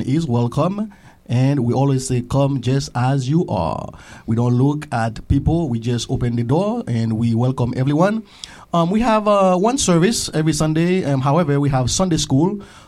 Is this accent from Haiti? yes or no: yes; Haiti; moved away; I was born and raised as well in the Salvation Army. I am from Haiti, in a small town called Lazil, the best town in Haiti.